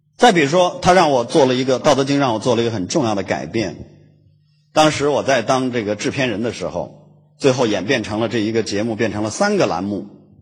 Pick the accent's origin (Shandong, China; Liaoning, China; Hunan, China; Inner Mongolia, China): Inner Mongolia, China; Hulunbuir grassland; moved away; 呼伦贝尔草原的